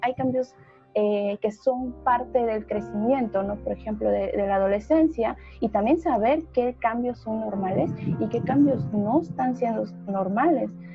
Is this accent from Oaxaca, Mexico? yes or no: yes; Oaxaca, Mexico; also born or lived in Veracruz; Yo soy del estado de Oaxaca